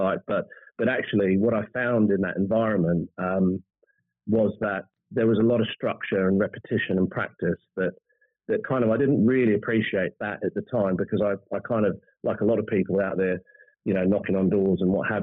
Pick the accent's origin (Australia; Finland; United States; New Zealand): New Zealand; moved away; I was born and bred in New Zealand